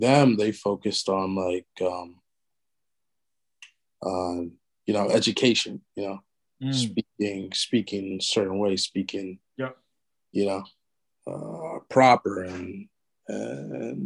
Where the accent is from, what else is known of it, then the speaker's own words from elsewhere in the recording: Los Angeles, California, United States; I grew up in South Central